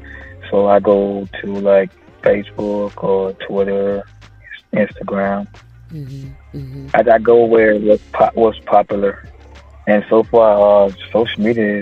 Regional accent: Florida, United States; Well, the 386 comes from my area code. My hometown area code is 386, so I took it and ran with it.

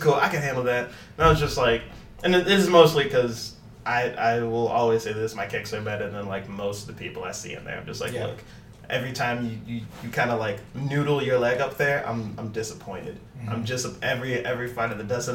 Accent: St. Louis, Missouri, United States; moved away; I'm from St. Louis.

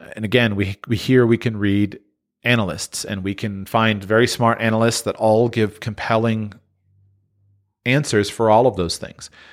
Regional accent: Florida, United States; I grew up in Florida

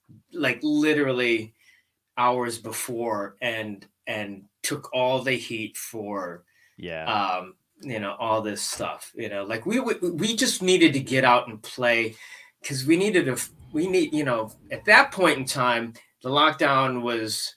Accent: Chicago, Illinois, United States; I grew up in Chicago and, you know, it's pretty diverse

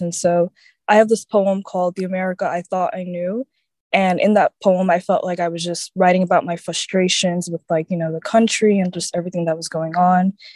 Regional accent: Orlando, Florida, United States; I'm from Orlando, Florida

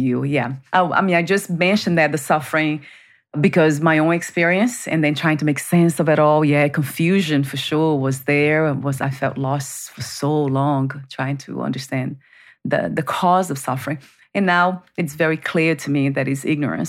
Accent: Brazil; moved away; growing up in Brazil, that I was, um, born into family that was very dysfunctional

